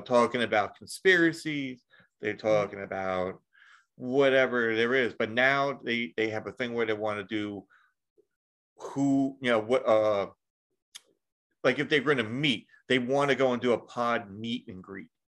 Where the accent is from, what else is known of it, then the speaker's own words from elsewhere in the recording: New York, United States; I'm from New York